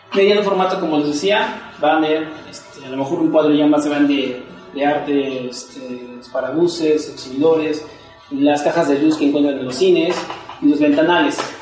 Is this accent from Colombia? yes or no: no; Mexico City, Mexico; desde que salí de la universidad, allá de Xochimilco, también soy de allá.